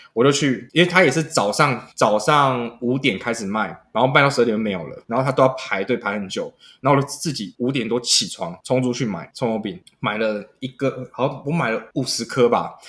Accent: Keelung, Taiwan; 我本身是基隆人

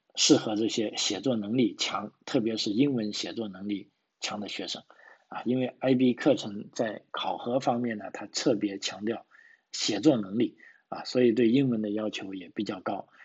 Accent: China; now in Australia; 对于我们中国人来说

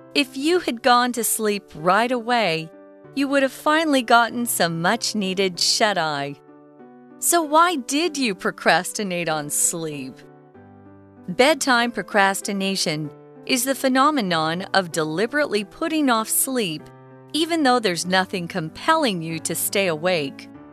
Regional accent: United States; where we grew up in America

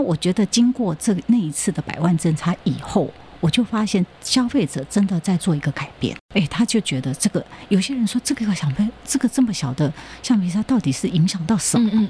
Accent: Taiwan; also born or lived in Japan; 因为我们台湾人除了讲中文，然后再来就是台湾话

